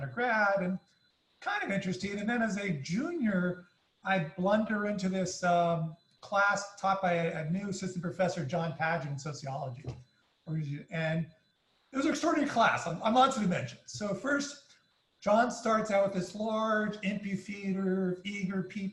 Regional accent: Palo Alto, California, United States; I grew up in Palo Alto, California

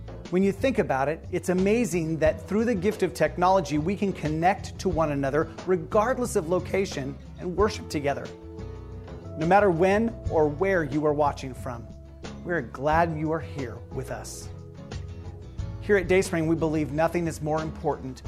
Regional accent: eastern Oregon, United States; moved away as an adult; also born or lived in John Day, Oregon; now in Willamette Valley, United States; I was born in John Day over in Grant County in eastern Oregon, and I grew up all over the eastern part of the state.

